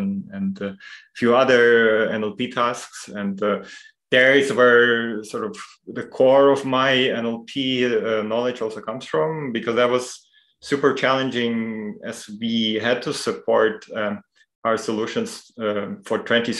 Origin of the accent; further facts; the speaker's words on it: Ukraine; moved away as an adult; now in Munich, Germany; I come from Ukraine, and I studied their sort of general linguistics for a while. When I moved to Munich about 10 years ago already